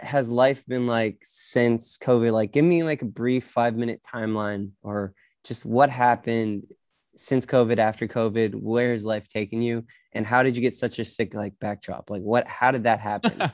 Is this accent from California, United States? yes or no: no; Arkansas, United States; moved away; I grew up in Arkansas